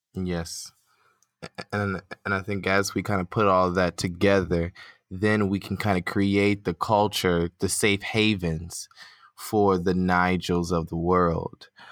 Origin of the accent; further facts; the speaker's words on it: United States; accent: American; my American accent